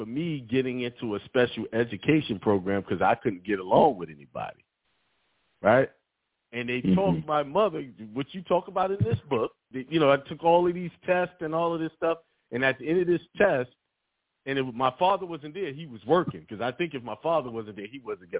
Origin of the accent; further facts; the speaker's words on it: Brooklyn, New York, United States; I was raised in Bed-Stuy, so I wasn't having it.